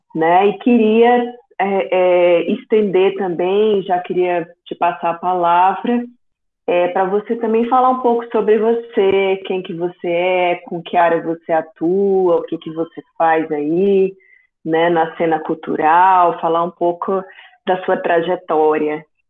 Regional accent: interior of Bahia, Brazil; now in Goiânia, Brazil; eu venho do interior da Bahia, né? Eu moro em Goiânia há 15 anos

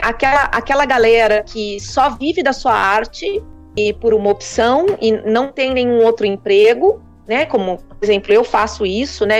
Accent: Americana, São Paulo, Brazil; now in Campinas, Brazil; eu sou nascida e Americana

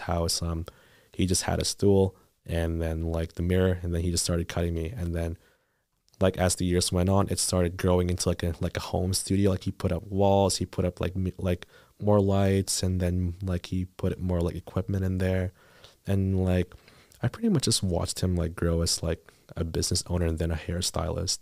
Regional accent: Philippines; now in Thunder Bay, Canada; I moved from the Philippines

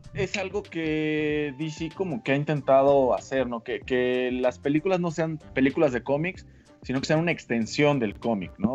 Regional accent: a small town in Oaxaca, Mexico; moved away; also born or lived in Veracruz; ahí nací, la verdad es que soy de un pueblito de Oaxaca, pero es más fácil explicar que soy de Veracruz

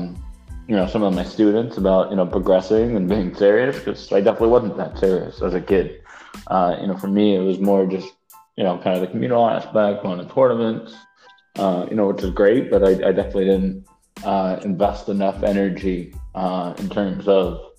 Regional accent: New York City, New York, United States; I grew up in New York City, in Manhattan on the Upper West Side, born and raised.

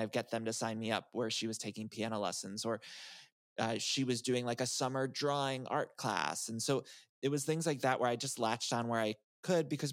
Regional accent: Northeast Ohio, United States; moved away as an adult; also born or lived in Chicago; now in Los Angeles, United States; But I grew up in Northeast Ohio, and I'm a Midwest guy

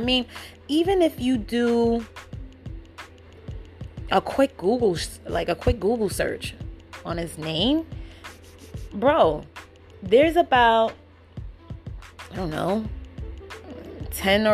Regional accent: New York City, New York, United States; I'm from the Bronx.

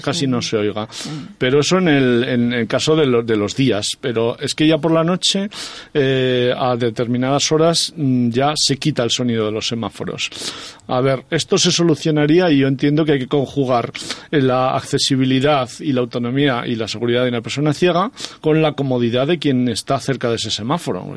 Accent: Soria, Castile and León, Spain; moved away; also born or lived in Aragon; mi pueblo de Soria

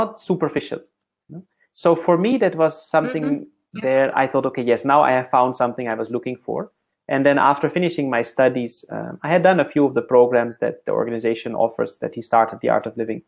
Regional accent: Netherlands; moved away; growing up in the Netherlands as a small boy

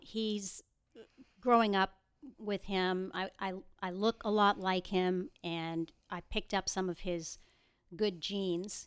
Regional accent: Boston, Massachusetts, United States; moved away as an adult; now in Houston, United States; I was born and raised in the Boston area. I moved to Texas thirty years ago this July.

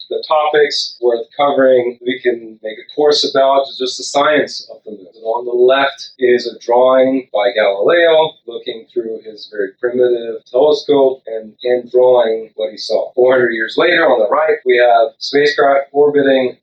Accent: Sri Lanka; now in United States; I grew up in Sri Lanka.

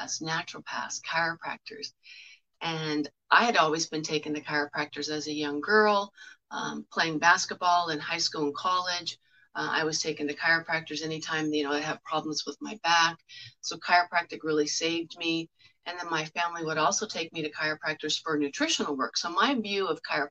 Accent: Southern California, United States; I was born and raised in Southern California

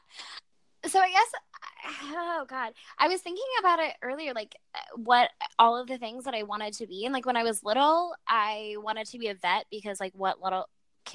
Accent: Normal, Illinois, United States; moved away as an adult; also born or lived in Towanda, Illinois / Champaign, Illinois; now in Chicago, United States; I was born and raised in a town called Normal, Illinois

